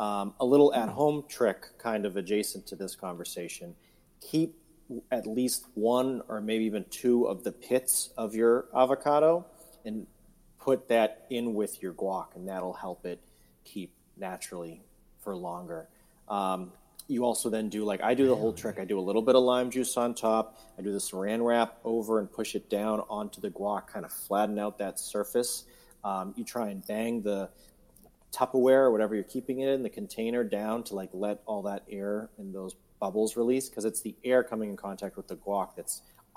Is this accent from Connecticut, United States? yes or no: yes; South Windsor, Connecticut, United States; In my hometown of South Windsor, we do have a farmers market happening Saturday.